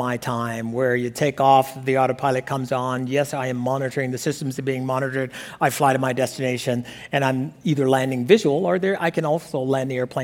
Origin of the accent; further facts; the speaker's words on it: Alabama, United States; a small boy growing up in Alabama